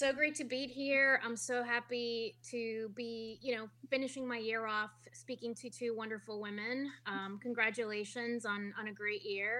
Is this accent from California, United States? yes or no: yes; Los Angeles, California, United States; born or raised there; also born or lived in Guadalajara, Jalisco, Mexico